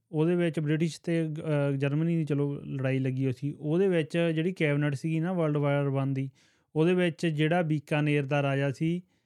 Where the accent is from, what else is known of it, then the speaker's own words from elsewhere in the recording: village near Banga, Doaba, Punjab, India; ਇਹ ਦੁਆਬੇ ਜੀ ਆਪਣਾ ਪਿੰਡ ਬੰਗਿਆਂ ਹਨਾ ਬੰਗਿਆਂ ਦੇ ਲਾਗੇ